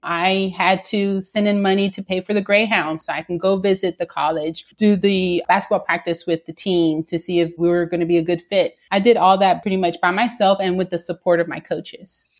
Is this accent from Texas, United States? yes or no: yes; Houston, Texas, United States; I am a Latina born and raised in Houston, Texas, within a single parent household.